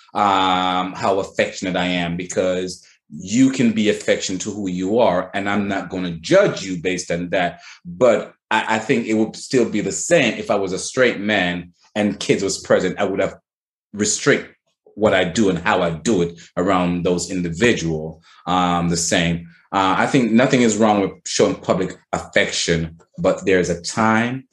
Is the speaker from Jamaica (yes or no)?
yes; Jamaica; moved away; born and raised in Jamaica